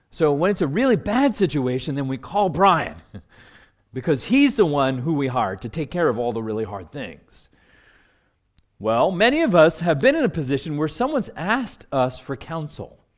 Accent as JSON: {"language": "English", "town": "Washington", "region": "District of Columbia", "country": "United States", "said": "you know, I come from Washington, D.C."}